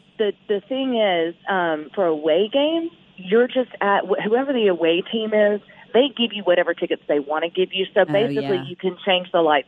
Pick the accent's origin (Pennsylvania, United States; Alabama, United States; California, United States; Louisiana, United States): Louisiana, United States; we're from Louisiana.